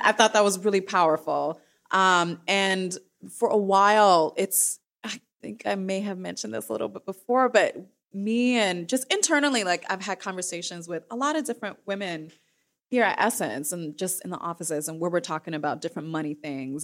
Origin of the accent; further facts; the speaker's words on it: Midwest, United States; I am from the Midwest